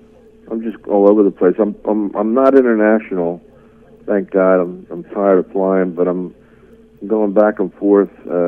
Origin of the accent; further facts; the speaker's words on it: Philadelphia, Pennsylvania, United States; because I'm from Philly.